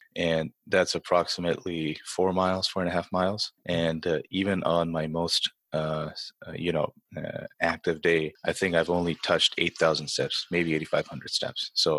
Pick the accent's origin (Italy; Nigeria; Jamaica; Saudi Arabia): Saudi Arabia; also born or lived in India / Canada; now in Chicago, United States; I was born in India. I was brought up in Saudi Arabia. I immigrated to Canada about 13 years back, lived there 10 years, and then immigrated to the United States 3 years back.